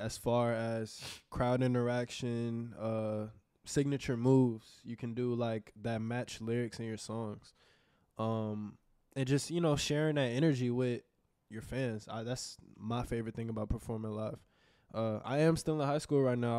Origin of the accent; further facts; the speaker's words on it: Houston, Texas, United States; also born or lived in New Orleans; I've been in Houston my whole life. I'm born